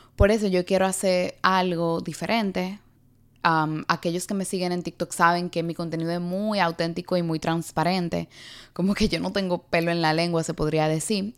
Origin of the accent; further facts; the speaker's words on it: Dominican Republic; also born or lived in New York City, United States; now in New York, United States; una neoyorquina criada en la República Dominicana y actualmente residente de la ciudad de Nueva York